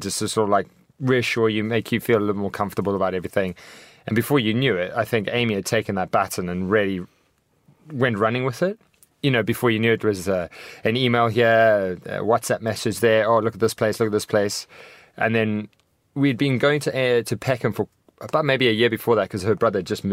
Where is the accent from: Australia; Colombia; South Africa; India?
South Africa; moved away as an adult; now in London, United Kingdom; I'm an extremely passionate and patriotic South African. I mean, I've been here for 9 years, but I still count myself as a South African.